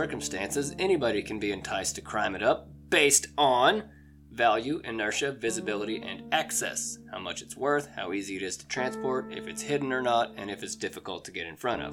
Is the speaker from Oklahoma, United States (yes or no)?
yes; Oklahoma, United States; my home state of Oklahoma